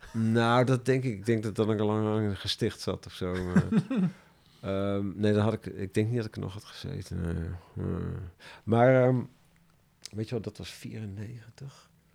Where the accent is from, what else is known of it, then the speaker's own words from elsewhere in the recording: Ermelo, Gelderland, Netherlands; moved away; also born or lived in Amsterdam; ik kom uit, ik ben in Ermelo opgegroeid